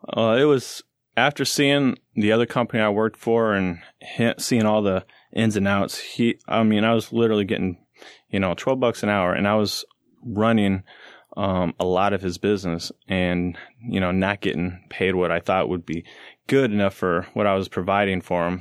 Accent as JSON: {"language": "English", "town": "St. Louis", "region": "Missouri", "country": "United States", "said": "I'm from Saint Louis"}